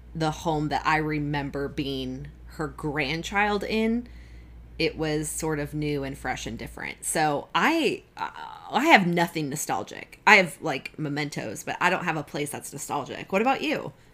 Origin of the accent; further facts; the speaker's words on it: Kalamazoo, Michigan, United States; also born or lived in Arizona; I consider Kalamazoo more where I grew up than I do Arizona